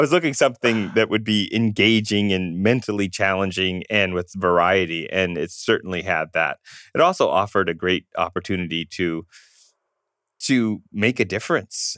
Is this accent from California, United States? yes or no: yes; Southern California, United States; also born or lived in Iowa City, Iowa; growing up in Southern California